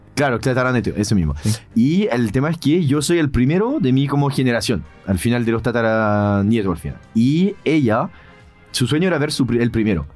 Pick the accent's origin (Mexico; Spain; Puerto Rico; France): France; now in Chile